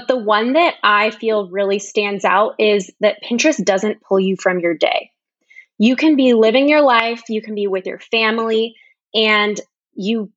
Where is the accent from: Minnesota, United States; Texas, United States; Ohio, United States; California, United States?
California, United States; Sacramento; I'm from Sacramento, California.